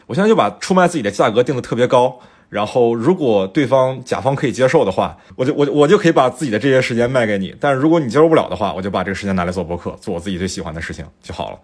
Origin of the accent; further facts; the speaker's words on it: Fujian, China; moved away; 我们老家